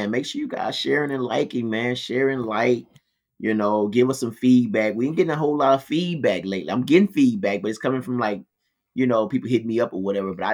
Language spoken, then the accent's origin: English; Philadelphia, Pennsylvania, United States; Yeah. Oh, I remember that 17th part. Street. I ain't, yeah, I'm from